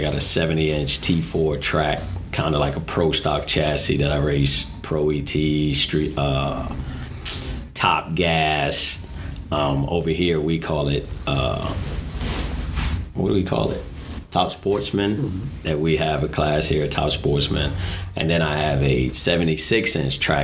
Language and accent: English; Washington, District of Columbia, United States; I'm from Washington, D.C. Grew up in Southeast Washington, D.C.